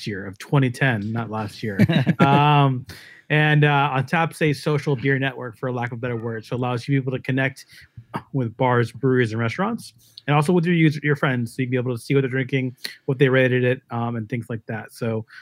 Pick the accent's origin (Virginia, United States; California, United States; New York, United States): New York, United States; the New York area, United States; I'm from the New York area